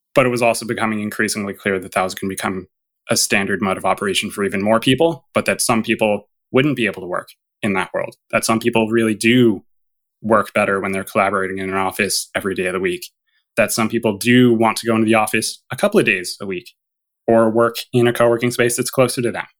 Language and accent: English; Canada; as a Canadian